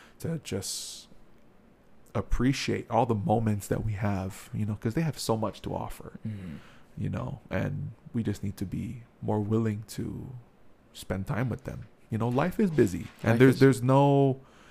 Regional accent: Hawaii, United States; I'm from Hawaii.

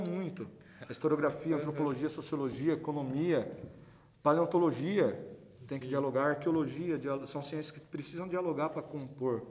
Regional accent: Iracemápolis, São Paulo, Brazil; sou de Iracemápolis, cidade pequititica

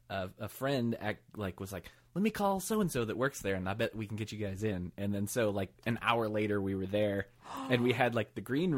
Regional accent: Michigan, United States; But I grew up in Michigan.

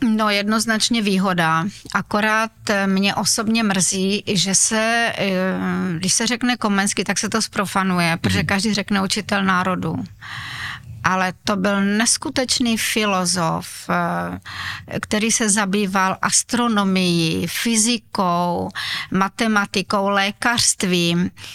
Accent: Uherský Brod, Zlín Region, Czechia; narodila jsem se tam, kde většina obyvatel Slovácka, to znamená nemocnice Uherské hradiště, ale jinak eh, celý můj život je spojený právě s Uherským Brodem

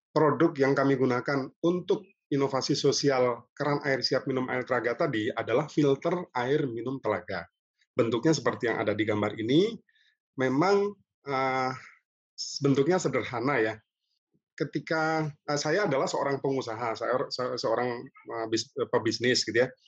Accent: Bandung, West Java, Indonesia; Saya dari Bandung, Jawa Barat.

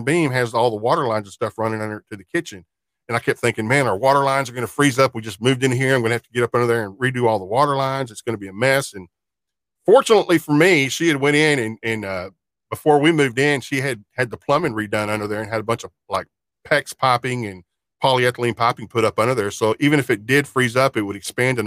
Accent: small town south of Fort Worth, Texas, United States; I'm a lifelong resident of Fort Worth, Texas. I was born in Fort Worth. Now, I grew up in a little small town kind of south of Fort Worth as a kid.

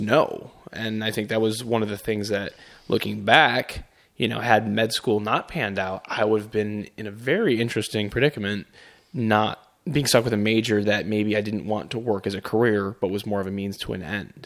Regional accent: Chicago, Illinois, United States; moved away as an adult; also born or lived in Grand Rapids, Michigan; I am born, raised in Chicago

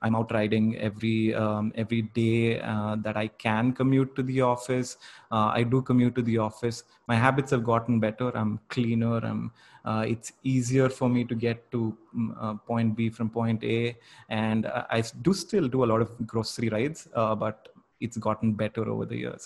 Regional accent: Bangalore, Karnataka, India; growing up in Bangalore

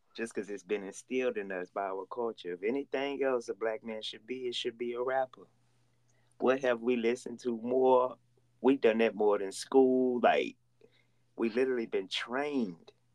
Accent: Oakdale, Louisiana, United States; now in Houston, United States; Oakdale, Louisiana with 2,000 people

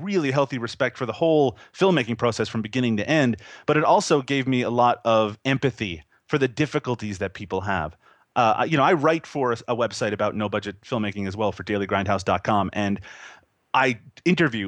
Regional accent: Newfoundland and Labrador, Canada; when I was a teenager growing up in Newfoundland, which again, people don't know where that is either, but it's a very small province here in Canada

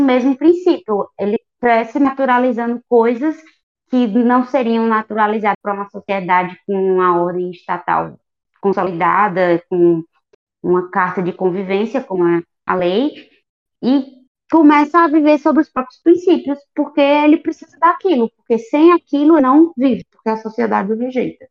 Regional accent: Brazil; eu sou brazuca

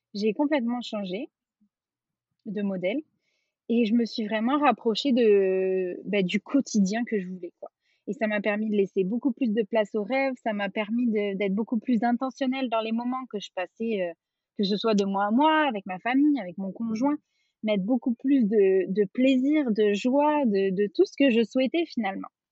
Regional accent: France; moved away as an adult; also born or lived in Quebec; on est parti, on est parti de France avec mon conjoint, on s'était rencontrés en France et tout ça. On est parti vivre au Québec

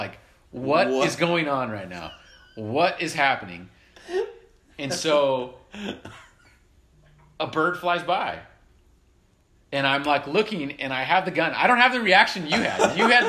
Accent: Southern California, United States; we grew up in Southern California

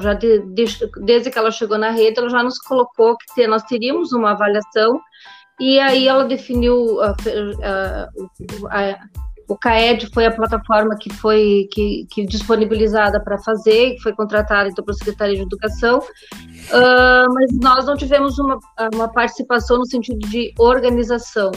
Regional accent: Espumoso, Rio Grande do Sul, Brazil; eu me criei no interior, no interior do município, venho lá do município de Espumoso

